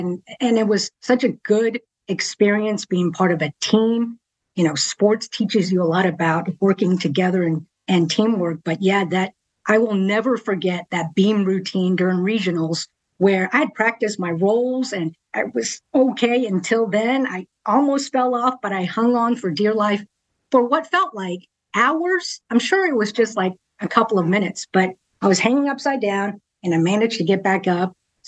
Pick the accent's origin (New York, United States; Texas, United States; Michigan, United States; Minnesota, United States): Texas, United States; Richardson; moved away as an adult; also born or lived in Hong Kong; now in Austin, United States; I was born in Dallas, Richardson, specifically, suburb of Dallas. I was born up there, raised there for a few years, actually went back to Hong Kong for several years, and then came back.